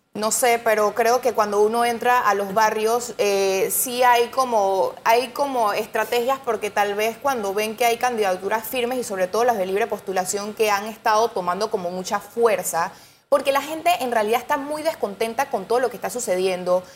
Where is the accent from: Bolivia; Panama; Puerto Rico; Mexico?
Panama; nosotros como panameños